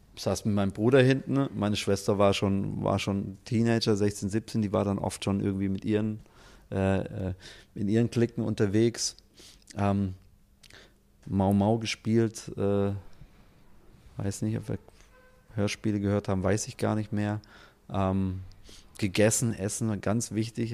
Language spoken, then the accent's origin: German; Stuttgart, Baden-Württemberg, Germany; als Stuttgarter